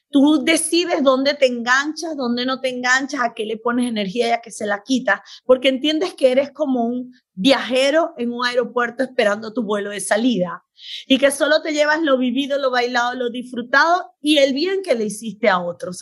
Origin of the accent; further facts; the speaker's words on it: Venezuela; moved away as an adult; also born or lived in Beirut, Lebanon; now in United States; soy médico venezolana. Nací en Beirut, pero a los 40 días llegué a Venezuela, o oh, que soy venezolana de corazón. Y me crié, estudié medicina, me gradué allá